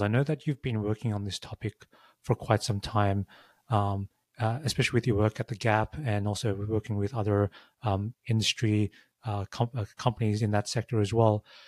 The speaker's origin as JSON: {"language": "English", "country": "Australia", "tie": "born or raised there", "also_born_or_lived": "San Francisco", "moved": "as an adult", "said": "I grew up in Australia."}